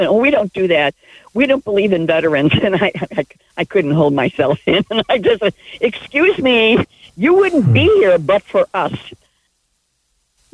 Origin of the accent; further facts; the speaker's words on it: Chicago, Illinois, United States; now in Menlo Park, United States; I'm originally from Chicago